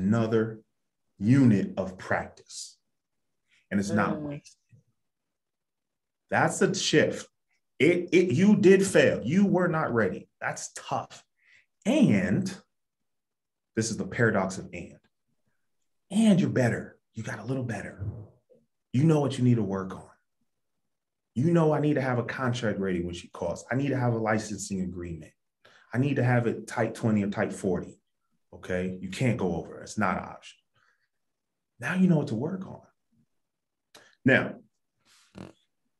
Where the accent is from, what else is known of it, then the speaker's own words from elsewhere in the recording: Ohio, United States; I grew up in Ohio.